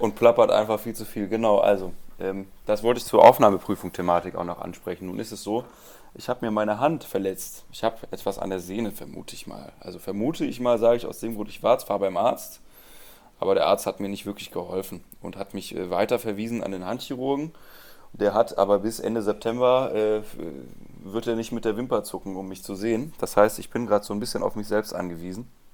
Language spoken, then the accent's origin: German; Rhineland, Germany; ich komme aus dem Rheinland